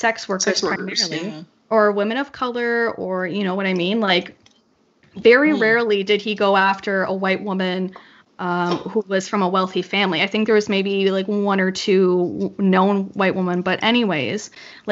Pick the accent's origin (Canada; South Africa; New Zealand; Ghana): Canada; being Canadian